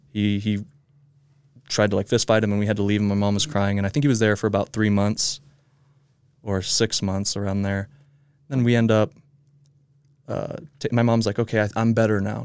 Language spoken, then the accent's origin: English; Midvale, Utah, United States; I was born here in Midvale